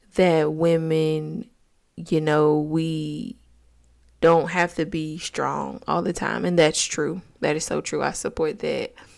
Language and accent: English; Augusta, Georgia, United States; I'm from Georgia, Augusta to be exact